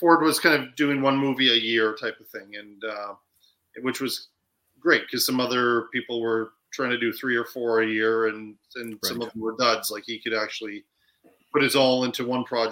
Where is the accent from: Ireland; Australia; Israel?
Ireland; I'm Irish